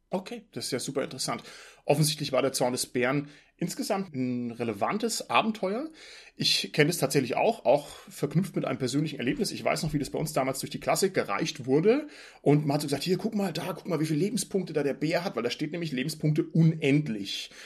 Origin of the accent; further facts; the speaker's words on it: Southern Germany, Germany; Ich komme ja aus Süddeutschland